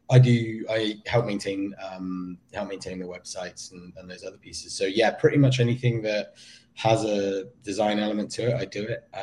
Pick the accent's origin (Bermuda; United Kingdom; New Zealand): United Kingdom; I do always think it's quite ironic that I, as a as a Brit, I end up doing a lot of the rev- like you know a lot